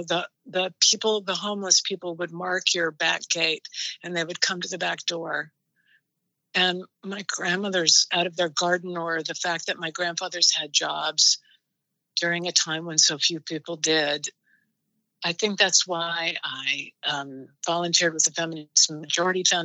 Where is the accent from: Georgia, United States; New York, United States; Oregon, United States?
Oregon, United States; Portland; I grew up in Portland, Oregon